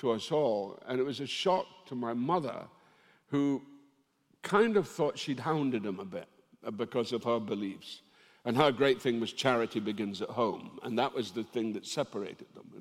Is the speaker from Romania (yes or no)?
no; Dundee, Scotland, United Kingdom; My family originally came from Ireland to work in the jute mills of Dundee, and it was the women. My hometown, it's very matriarchal.